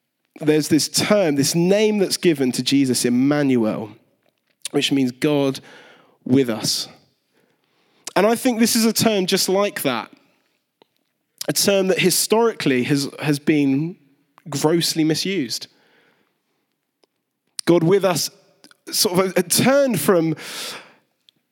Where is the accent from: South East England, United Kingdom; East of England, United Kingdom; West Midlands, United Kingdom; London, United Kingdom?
South East England, United Kingdom; Kent; I was a kid growing up in Kent